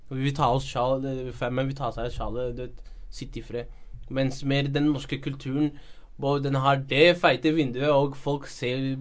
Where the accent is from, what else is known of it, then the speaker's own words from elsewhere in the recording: Norway; er født her i Norge